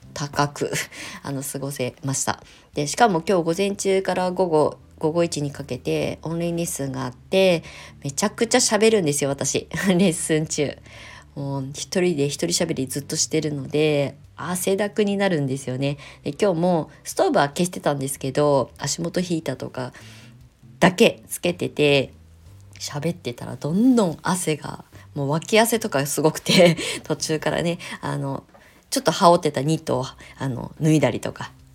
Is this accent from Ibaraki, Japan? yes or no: yes; Kasama, Ibaraki, Japan; moved away; also born or lived in Shonan; この茨城県笠間市で初、えー、クレイセラピー粘土の町で生まれ育った私が